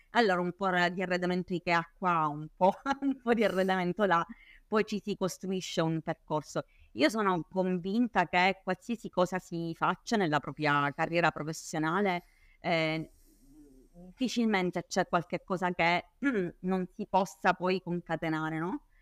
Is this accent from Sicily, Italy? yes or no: yes; Palermo, Sicily, Italy; palermitana doc, eh, anche se in realtà diciamo, non, non, di origine ma di nascita e di crescita